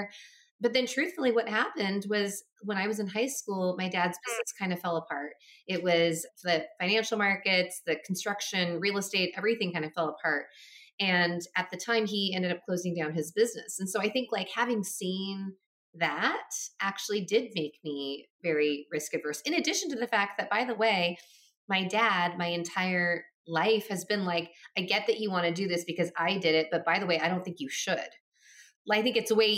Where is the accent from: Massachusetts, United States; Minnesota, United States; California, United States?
Minnesota, United States; my parents moved to America from Taiwan at the time, and I was born in Minnesota